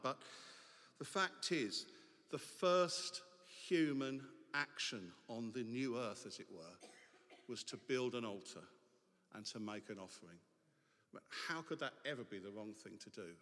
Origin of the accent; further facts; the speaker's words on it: England, United Kingdom; it is to be English because as English people, we get to take exotic languages